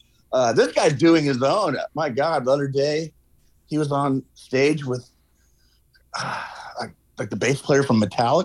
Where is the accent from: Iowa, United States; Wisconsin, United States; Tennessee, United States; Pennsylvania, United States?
Iowa, United States; Des Moines; now in New York, United States; I grew up the road from you. I grew up in Des Moines, up I-35.